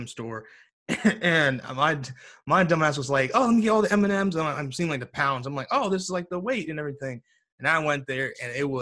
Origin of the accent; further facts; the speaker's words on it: United States; I'm obviously American